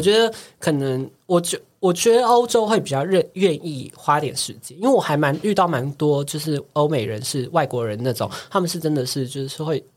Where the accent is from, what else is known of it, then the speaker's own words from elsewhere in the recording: Taiwan; 我们台湾人都很推荐